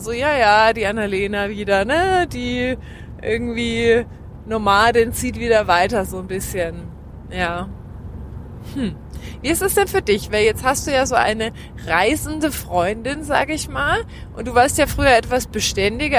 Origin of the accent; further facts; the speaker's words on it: Germany; also born or lived in Australia; ich bin Deutsche